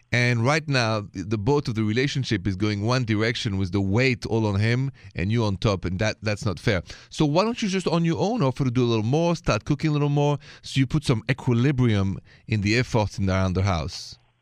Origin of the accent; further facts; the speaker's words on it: France; accent: French; My accent is French